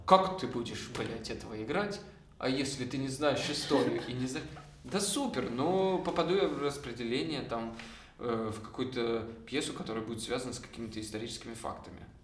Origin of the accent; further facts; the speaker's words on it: Kopeysk, Chelyabinsk Oblast, Russia; now in Moscow, Russia; Я из города Копейск, такой есть город в Челябинской области.